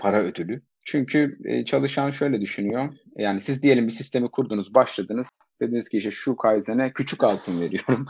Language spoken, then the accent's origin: Turkish; Eskişehir, Turkey; moved away as an adult; also born or lived in Istanbul; 1987 Eskişehir doğumluyum. İstanbul macerama üniversite yıllarıyla birlikte başladım.